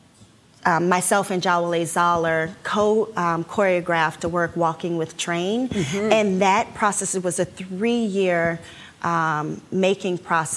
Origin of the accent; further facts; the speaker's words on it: Washington, District of Columbia, United States; I'm from Washington, D.C.